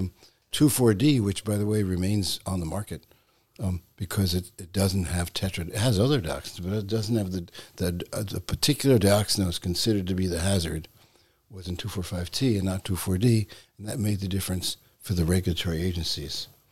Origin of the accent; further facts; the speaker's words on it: New York City, New York, United States; when I was a boy, I grew up in New York City